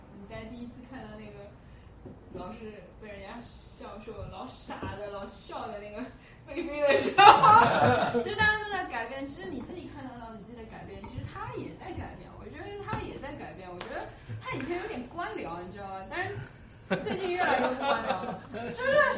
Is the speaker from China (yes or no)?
yes; China; 就是反正反正我就觉得说，嗯，就是我我们中国人吧，我觉得就是说，我不知道，我最后就想问个问题吧。